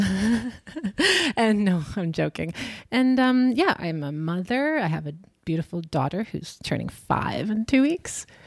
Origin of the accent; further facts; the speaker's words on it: Canada; moved away as an adult; now in Berlin, Germany; I am from Canada. I've been living in Berlin for too long, I think since twenty thirteen or something